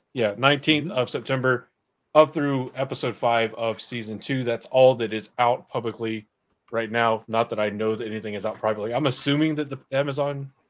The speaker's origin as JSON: {"language": "English", "region": "the South", "country": "United States", "tie": "born or raised there", "said": "I grew up in the South"}